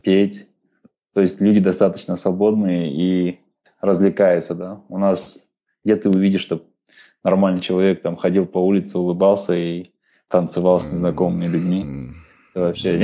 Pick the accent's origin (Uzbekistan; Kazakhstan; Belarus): Kazakhstan; мы, казахи, хоть и намады